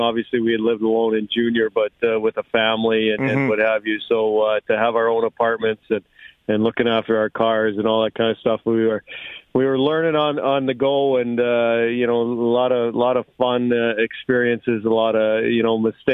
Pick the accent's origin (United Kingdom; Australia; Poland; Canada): Canada; Winnipeg, Manitoba; also born or lived in Flin Flon, Manitoba / Thompson, Manitoba / Brandon, Manitoba; now in Milwaukee, United States; I was born in Flin Flon and then lived in Thompson, lived in Winnipeg